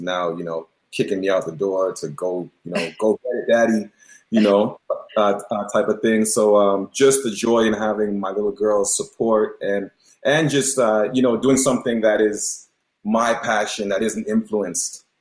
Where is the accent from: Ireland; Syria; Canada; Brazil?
Canada; Toronto, Ontario; accent: Toronto; also born or lived in Mississauga; I am of Jamaican descent, but I was born and raised in Toronto, so still got a little bit of that Toronto Toronto lingo